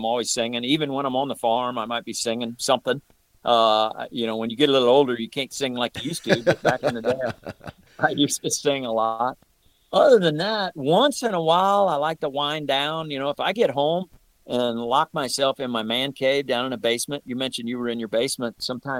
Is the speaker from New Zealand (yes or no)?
no; St. Louis, Missouri, United States; You know, and have been growing up in the St. Louis area. You can't help but be a Cardinal fan.